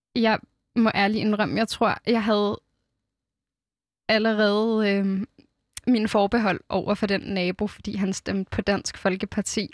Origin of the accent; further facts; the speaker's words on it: Fredensborg, Capital Region of Denmark, Denmark; Fredensborg Kommune, hvor jeg er vokset op.